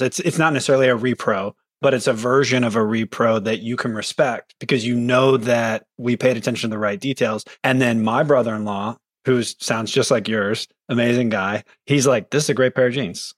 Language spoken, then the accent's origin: English; Concordia, Missouri, United States; moved away; I grew up in Concordia, Missouri